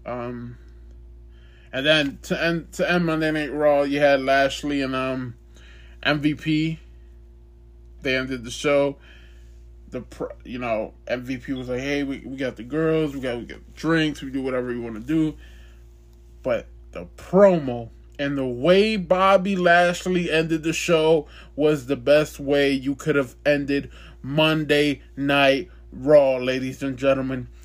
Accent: Ohio, United States; I'm from Ohio, but it's like two two and a half hours away from here

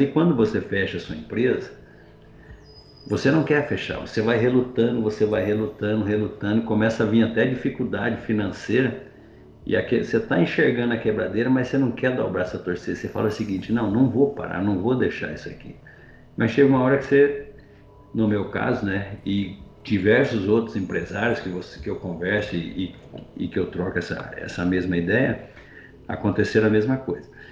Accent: Ivaiporã, Paraná, Brazil; moved away as an adult; also born or lived in Mato Grosso / Salvador, Bahia; eu sou de origem humilde no interior do Paraná, eu sou paranaense, uma cidade chamada de Ivaiporã. E como todo menino do, do interior, a gente vivia lá

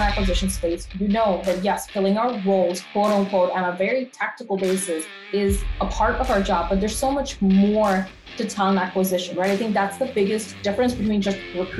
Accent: Canada; now in United States; I am part Canadian and part American. So I like to say I'm a complete North American, if you will. So I spent a good part of my life in Canada and then transitioned here back to the US quite a few years ago.

